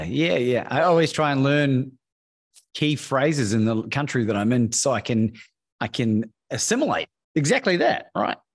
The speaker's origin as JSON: {"language": "English", "country": "New Zealand", "tie": "born or raised there", "also_born_or_lived": "Australia", "moved": "as an adult", "lives_now": "Mexico", "said": "In New Zealand. First 20 years, I've spent half my life in both countries"}